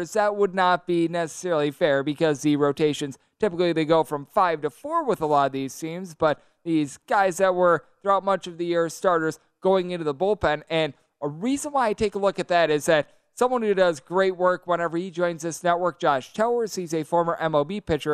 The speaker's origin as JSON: {"language": "English", "region": "Wisconsin", "country": "United States", "tie": "born or raised there"}